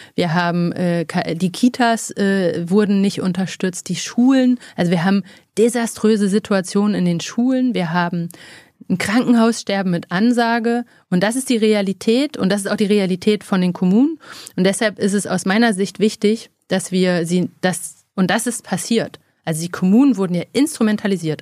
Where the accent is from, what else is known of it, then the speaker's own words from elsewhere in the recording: Freiberg, Saxony, Germany; also born or lived in Oldenburg; now in Berlin, Germany; ich bin in Oldenburg geboren und in Freiberg in Sachsen aufgewachsen